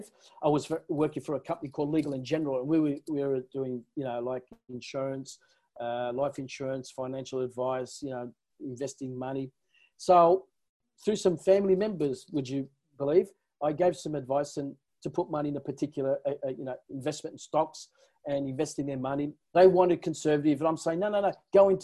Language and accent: English; Newcastle, New South Wales, Australia; first language Italian; English is a second language; I was born in Newcastle.